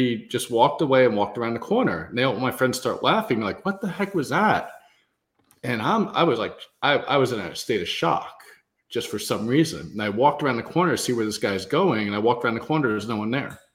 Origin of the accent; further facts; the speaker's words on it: New York City, New York, United States; growing up in Queens, New York